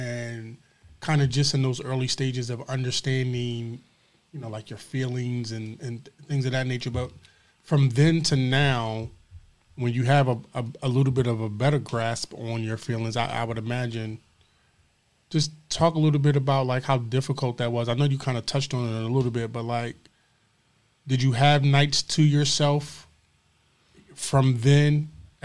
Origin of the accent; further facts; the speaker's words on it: Philadelphia, Pennsylvania, United States; moved away; we're originally from Philadelphia